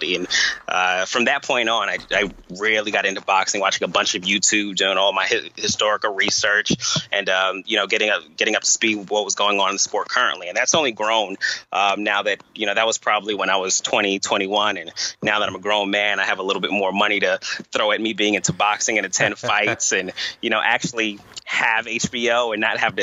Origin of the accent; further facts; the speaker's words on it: Long Island, New York, United States; moved away as an adult; also born or lived in Tallahassee, Florida; now in Boston, United States; I'm initially from Long Island, New York, attended Florida A&M University, and currently reside in Boston, Massachusetts